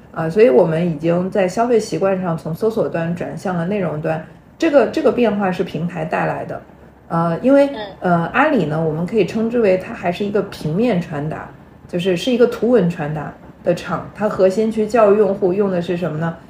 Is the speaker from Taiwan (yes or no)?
no; China; 我们中国人